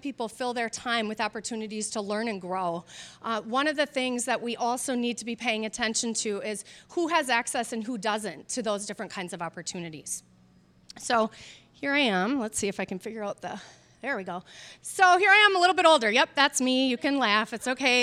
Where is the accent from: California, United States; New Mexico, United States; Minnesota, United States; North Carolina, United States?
Minnesota, United States; Minneapolis; my experience growing up in South Minneapolis